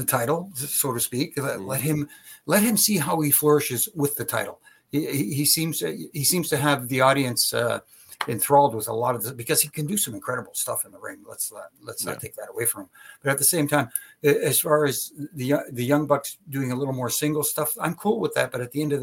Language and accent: English; Canada; being Canadian myself